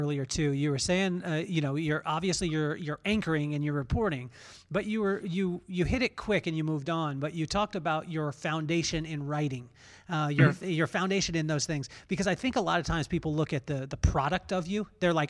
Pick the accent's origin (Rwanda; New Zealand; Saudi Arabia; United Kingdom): United Kingdom; England; born there; also born or lived in Taiwan / Idaho / Utah / Florida; My dad was in the military too, and we grew up all over the place. So I was born in England, lived in Taiwan, Idaho, Utah, Florida, California, Memphis, California, Las Vegas, back to California now.